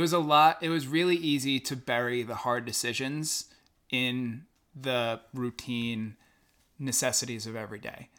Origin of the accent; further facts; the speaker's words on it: Long Island, New York, United States; growing up on Long Island in the, the boating culture